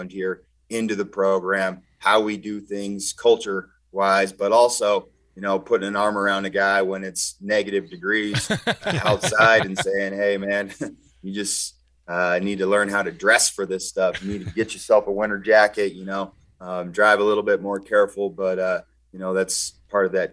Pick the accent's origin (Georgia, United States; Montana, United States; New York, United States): Montana, United States; Helena; I grew up in Helena